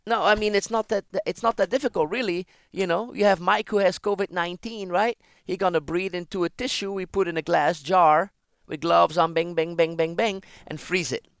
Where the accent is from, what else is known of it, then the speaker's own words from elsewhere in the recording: Ghent, Flanders, Belgium; moved away as an adult; I was born in Belgium, Ghent